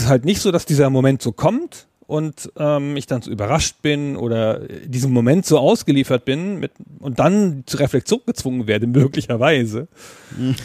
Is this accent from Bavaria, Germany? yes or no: no; southern Lower Saxony, Germany; Südniedersachsen, wo ich herkomme, also Holzminden, ähm, Uslar, Göttingen, so diese Gegend